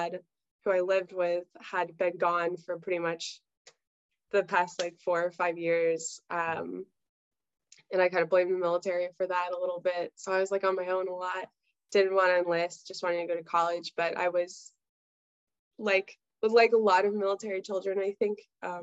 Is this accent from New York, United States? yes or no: no; Virginia Beach, Virginia, United States; I'm from Virginia Beach, Virginia, and we're very much like a relaxed, like kind of surfer community, like a little beach community.